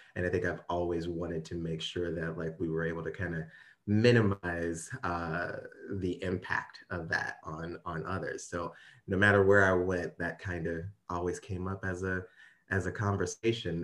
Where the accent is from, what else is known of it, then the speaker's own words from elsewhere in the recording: Ferguson, Missouri, United States; I am actually from Ferguson, Missouri